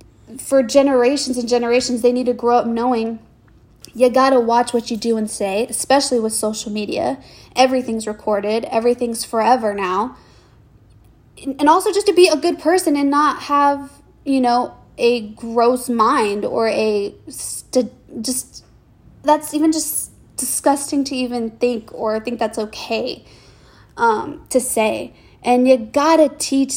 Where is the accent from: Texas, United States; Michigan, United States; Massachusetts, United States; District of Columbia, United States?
Texas, United States; Houston; I'm from Houston